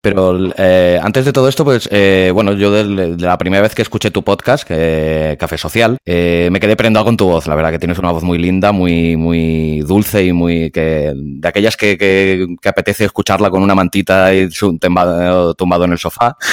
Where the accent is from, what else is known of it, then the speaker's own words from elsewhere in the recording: Catalonia, Spain; yo soy yo soy catalán, vivo en Cataluña